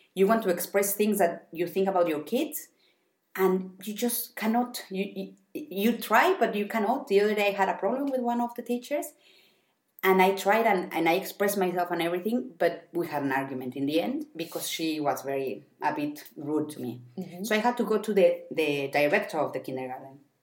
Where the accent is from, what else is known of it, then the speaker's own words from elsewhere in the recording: Mexico; English is a second language; now in Germany; I come from Mexico